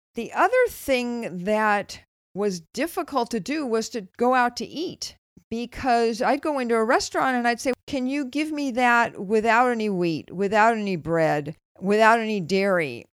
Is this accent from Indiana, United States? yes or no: no; Los Angeles, California, United States; moved away as an adult; also born or lived in Berkeley; now in Bay Area, United States; I grew up in Los Angeles. I moved to Berkeley to go to college, and except for a couple of years back in L A, which I would prefer to forget, never really left the Bay Area again